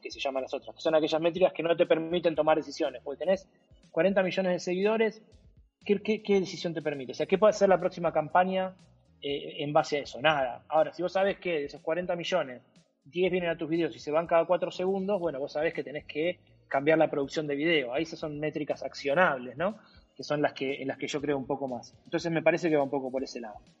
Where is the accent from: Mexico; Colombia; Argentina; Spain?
Argentina; como argentino, crecí con el póster de él